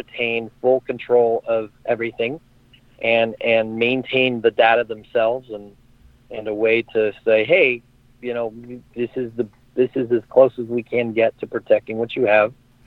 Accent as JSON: {"language": "English", "town": "Sacramento", "region": "California", "country": "United States", "tie": "born or raised there", "said": "a retail license in my hometown in Sacramento"}